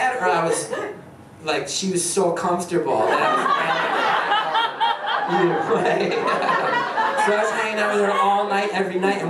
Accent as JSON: {"language": "English", "town": "West Orange", "region": "New Jersey", "country": "United States", "tie": "born or raised there", "said": "I grew up in West Orange, New Jersey"}